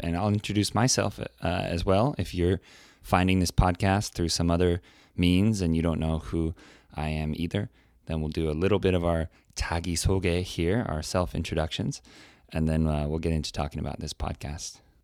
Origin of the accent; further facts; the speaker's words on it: California, United States; now in South Korea; I'm from California. I grew up in an area where there were a lot of people from different countries, cultures.